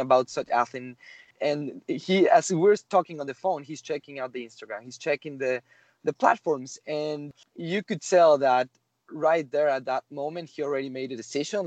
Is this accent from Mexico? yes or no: yes; Mexico; moved away; I'm from Mexico originally